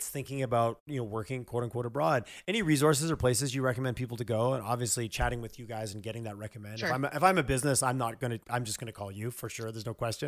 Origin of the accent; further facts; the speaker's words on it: Quebec, Canada; also born or lived in Ontario; now in Alberta, Canada; I grew up in Quebec and lived a lot in Ontario.